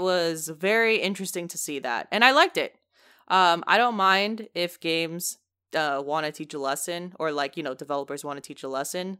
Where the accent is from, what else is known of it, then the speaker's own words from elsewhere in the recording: United States; I am a American